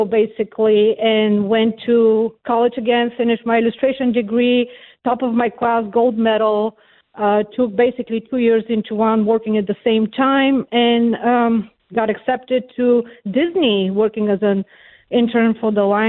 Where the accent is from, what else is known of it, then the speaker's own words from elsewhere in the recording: Bulgaria; English is a second language; moved away as an adult; now in United States; I'm from Bulgaria, and I escaped Bulgaria as a refugee, actually, and it was still communist in 1990. I was in my, I was 20 years old, and I was an artist